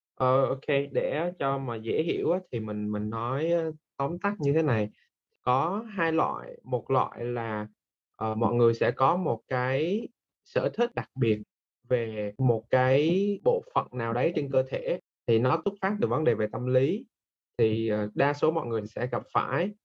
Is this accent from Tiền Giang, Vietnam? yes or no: no; Da Nang, Vietnam; now in Ho Chi Minh City, Vietnam; mình là người Đà Nẵng và mình đang đang làm việc tại thành phố Hồ Chí Minh